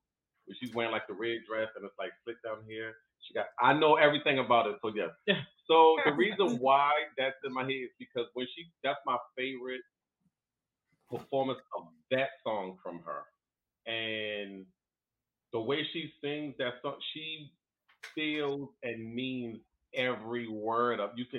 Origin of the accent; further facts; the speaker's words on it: Baltimore, Maryland, United States; I'm from Baltimore, Maryland.